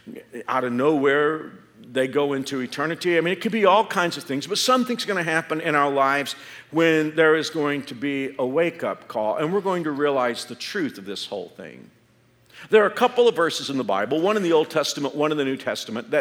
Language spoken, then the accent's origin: English; Dallas-Fort Worth area, Texas, United States; now in Andover, United States; I grew up in the Dallas-Fort Worth area.